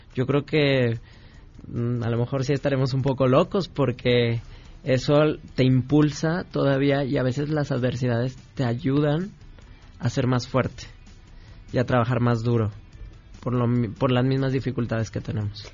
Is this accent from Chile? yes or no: no; Mexico; nosotros como mexicanos